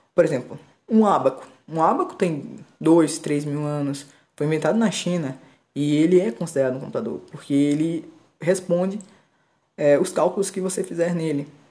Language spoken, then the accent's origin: Portuguese; Pernambuco, Brazil; Eu sou pernambucano